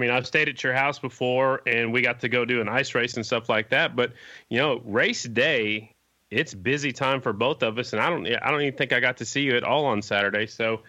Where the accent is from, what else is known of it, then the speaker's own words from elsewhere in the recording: South Dakota, United States; now in Oklahoma, United States; Man, I'm from South Dakota. I live in Oklahoma